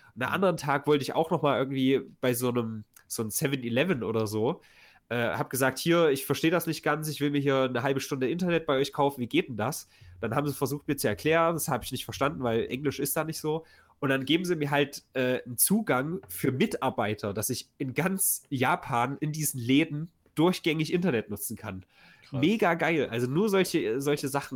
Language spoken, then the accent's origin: German; Weimar, Thuringia, Germany; unser deutsches Nationaltheater, was ja ganz groß ist in meiner Heimatstadt